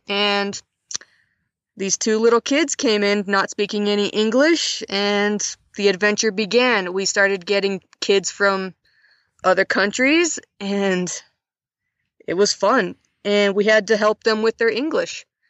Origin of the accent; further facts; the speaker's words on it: northern Montana, United States; moved away as an adult; now in Mongolia; I was born and raised in Montana. I grew up on a farm